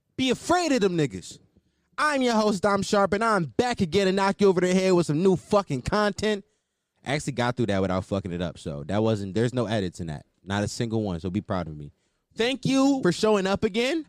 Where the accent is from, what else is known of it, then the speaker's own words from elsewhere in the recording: Philadelphia, Pennsylvania, United States; I am 100% from Philadelphia